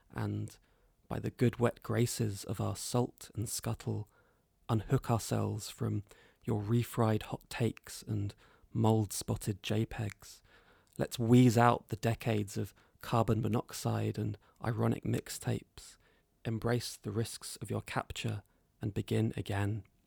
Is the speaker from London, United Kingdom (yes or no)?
yes; London, United Kingdom; modern London, uh, which is my hometown